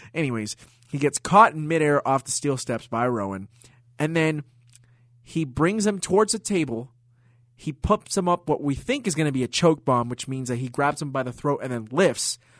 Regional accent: Puerto Rico; the great city of my home country, San Juan, Puerto Rico.

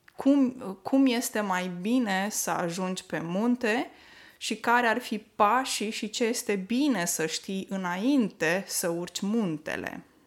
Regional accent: Moldavia, Neamț County, Romania; now in Norway; în Neamț, de unde sunt eu deloc

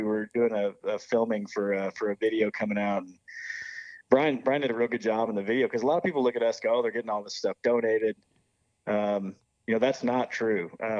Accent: Midwest, United States; Like, man, all we're trying to do, we all grew up in the Midwest. I don't know how it is up there, but we grew up in the Midwest going to check-in stations

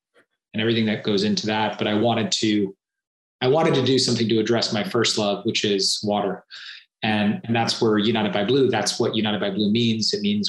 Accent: Singapore; also born or lived in Southeast Asia; I grew up predominantly in Southeast Asia and Singapore.

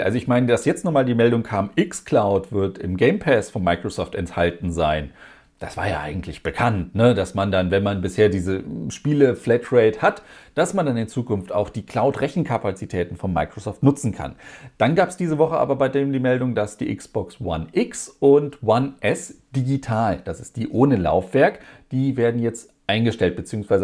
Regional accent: Germany; bei uns in Deutschland

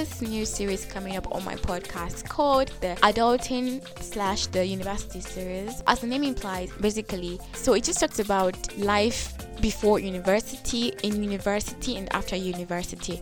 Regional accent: Nigeria; now in Kenya; I'm a Nigerian living in Kenya

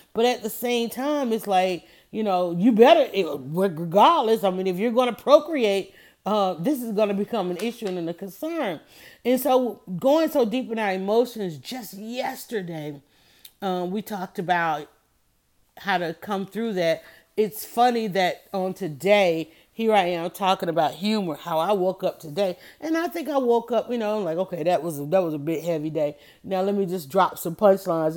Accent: the South, United States; I'm from the South

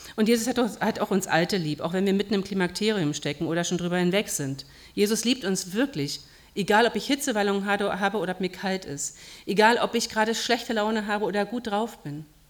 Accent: Berlin, Germany; moved away; Ich habe in meiner Heimatgemeinde in Berlin mal die, eine Fußwaschung miterlebt.

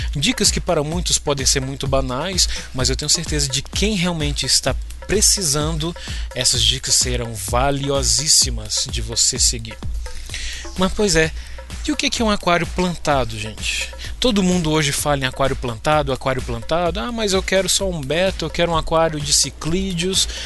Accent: Brasília, Federal District, Brazil; sou de Brasília

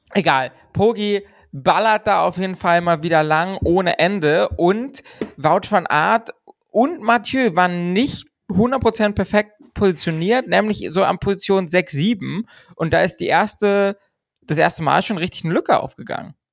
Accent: Germany; wir befinden uns im deutschen Twitter-Space, wir sind Deutsche

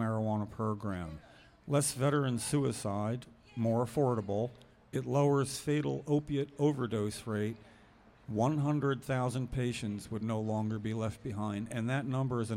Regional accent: New Jersey, United States; We're from New Jersey

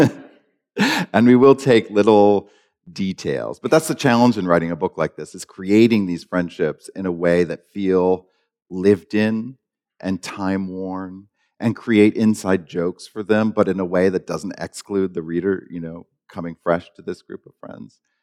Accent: Maine, United States; I grew up in Maine

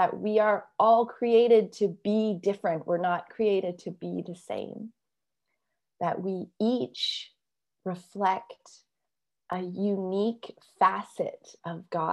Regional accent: Canada; I'm Canadian and yet I do have this Chinese heritage

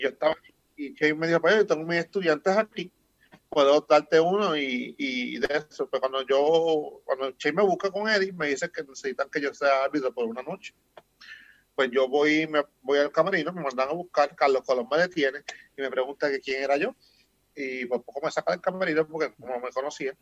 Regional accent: Humacao, Puerto Rico; moved away as an adult; now in United States; yo soy nacido y criado en Macao

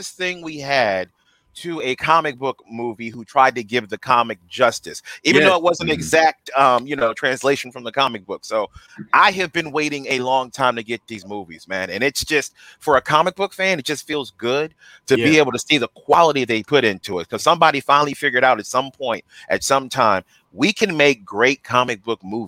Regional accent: Central Florida, United States; also born or lived in Tallahassee, Florida; I grew up in Central Florida, which is a melting pot, but I come from Tallahassee

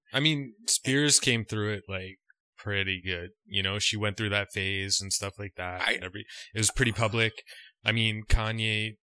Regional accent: Canada; just being a Canadian

